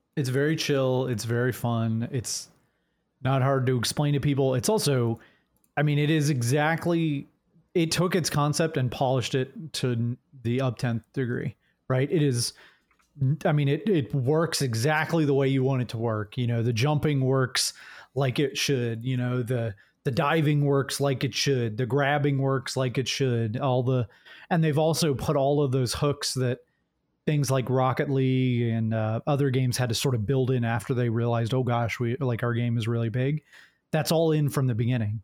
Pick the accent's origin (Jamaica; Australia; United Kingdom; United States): United States; Jacksonville, Florida; moved away; I was born right near Jacksonville. Uh, I grew up in Jacksonville